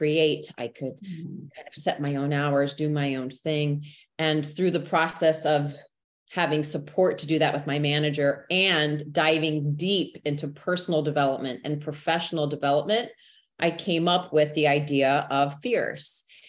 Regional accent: Texas, United States; born and raised in Texas, which people always ask me, are you sure? Because you don't have the accent.

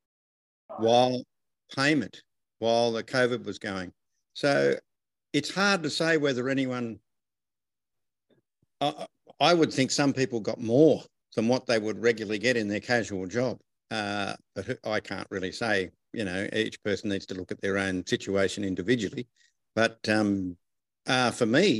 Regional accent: Wagga Wagga, New South Wales, Australia; I'm from Wagga Wagga in Australia.

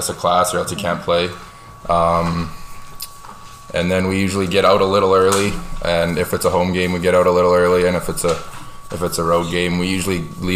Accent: Canada; I was from Kitsgatti

